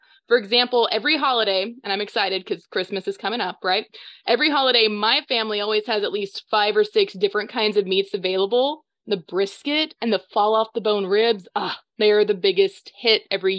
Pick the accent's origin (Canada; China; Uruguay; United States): United States; Dallas-Fort Worth Metroplex, Texas; accent: southerner; I grew up just in the Metroplex, so that's what it is. It's the Dallas-Fort Worth Metroplex.